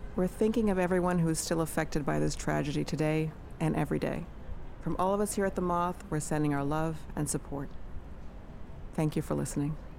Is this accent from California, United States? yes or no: no; New York City, New York, United States; I was born and raised in New York City.